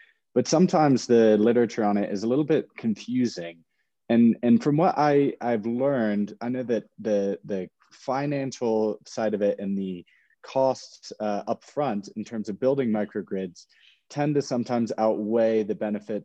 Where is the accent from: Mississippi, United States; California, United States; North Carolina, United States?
North Carolina, United States; Charlotte; I'm from Charlotte